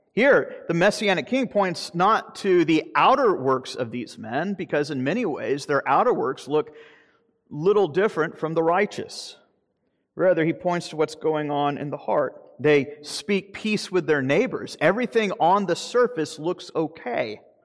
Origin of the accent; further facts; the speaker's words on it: Deep South, United States; I'm from the Deep South